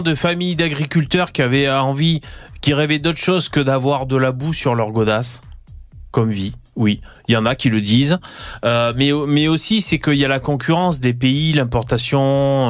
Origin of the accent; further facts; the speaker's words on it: Gard, Occitania, France; je viens de du Gard